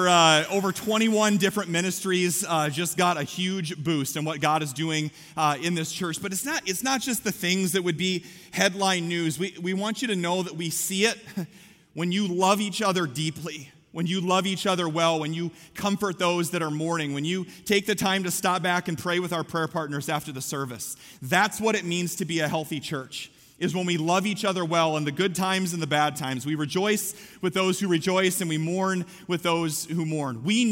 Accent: Story City, Iowa, United States; I grew up in Story City, and so everything is within 3 blocks of each other.

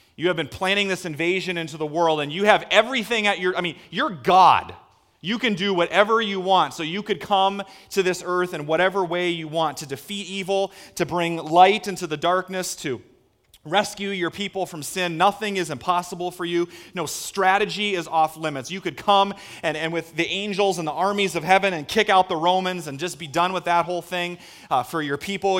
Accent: Story City, Iowa, United States; where I grew up in Story C-, anybody ever heard of Story City?

